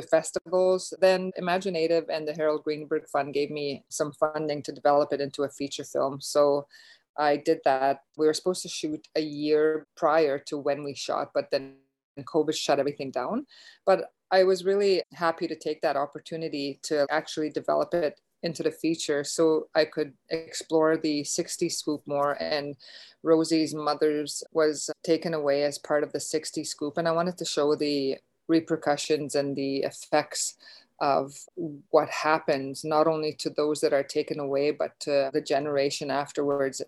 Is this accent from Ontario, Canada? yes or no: no; Beauval, Saskatchewan, Canada; I'm Métis, I'm from Beauval in Northern Saskatchewan.